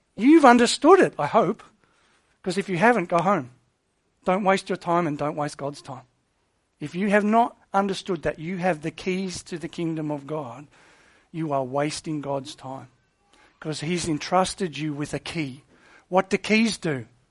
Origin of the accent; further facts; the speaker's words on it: Australia; Australia. Why? 'Cause we're a British colony.